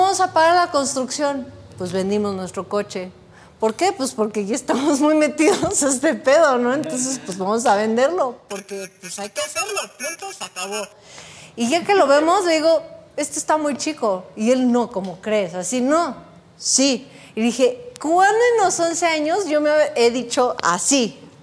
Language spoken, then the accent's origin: Spanish; Texcoco, State of Mexico, Mexico; somos de Texcoco